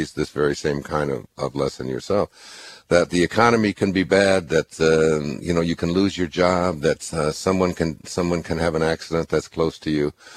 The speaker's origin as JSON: {"language": "English", "region": "Michigan", "country": "United States", "tie": "born or raised there", "said": "I grew up in Michigan"}